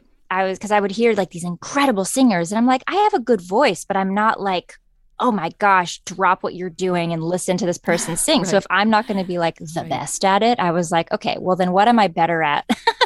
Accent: Scottsburg, Indiana, United States; I'm from Southern Indiana, a little town called Scottsburg. It's 20 minutes north of Louisville, Kentucky.

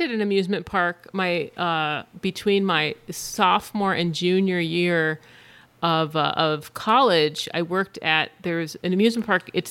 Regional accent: California, United States; And I grew up in Orange County, so like Knott's Berry Farm was the fucking place to go.

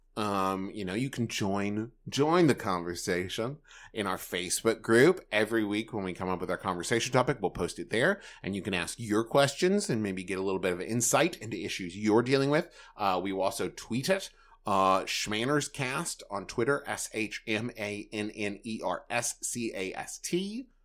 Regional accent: Huntington, West Virginia, United States; moved away; also born or lived in Los Angeles; Huntington, West Virginia, which is my hometown

